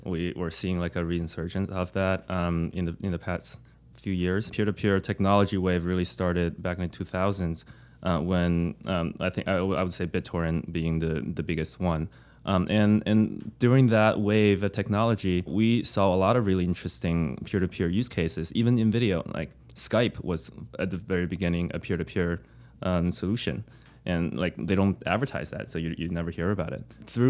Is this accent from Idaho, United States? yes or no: no; New York, United States; also born or lived in San Francisco; I'm from New York